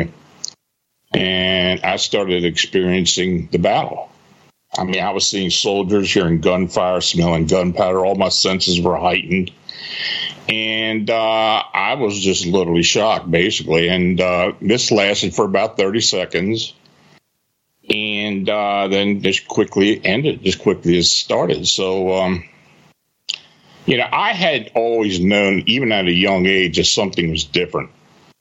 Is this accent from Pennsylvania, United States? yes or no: yes; Gettysburg, Pennsylvania, United States; I was born and raised near the Gettysburg battlefield, spent a lot of time there as a kid